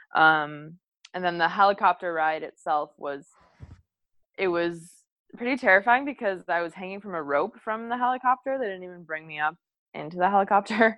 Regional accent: Munster, Indiana, United States; moved away as an adult; also born or lived in Bowling Green, Kentucky / Hawaii; now in Hermosa Beach, United States; we grew up together in Munster, Indiana. Um, so that's where I'm from, right outside of Chicago.

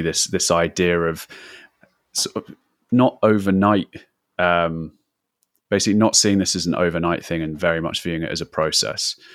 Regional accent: London, United Kingdom; I'm from London.

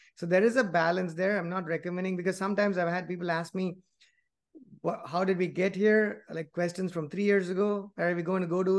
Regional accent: India; moved away as an adult; I grew up in India, and even though I've never worked there, I just went to school and I came here

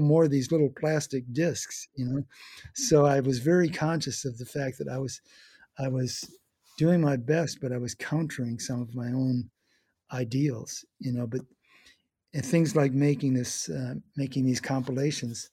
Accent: Eau Claire, Wisconsin, United States; moved away as an adult; also born or lived in Milwaukee, Wisconsin; now in San Francisco, United States; I was visiting my home in Eau Claire, Wisconsin

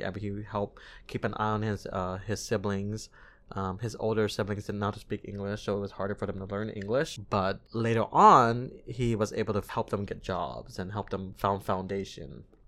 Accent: United States; born or raised there

